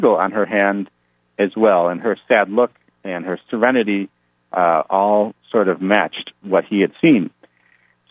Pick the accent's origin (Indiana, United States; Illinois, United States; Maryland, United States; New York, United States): Illinois, United States; Chicago; That's my hometown